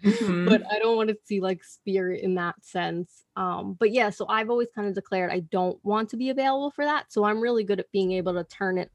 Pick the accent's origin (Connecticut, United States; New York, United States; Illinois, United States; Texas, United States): New York, United States; Long Island; I'm from Long Island.